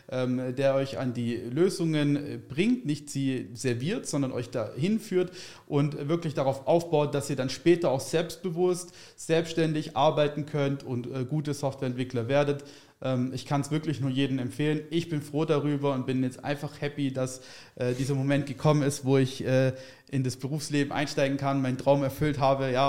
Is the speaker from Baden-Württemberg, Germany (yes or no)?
yes; Baden-Württemberg, Germany; ich komme aus der Richtung vom äh, Stuttgart, aus dem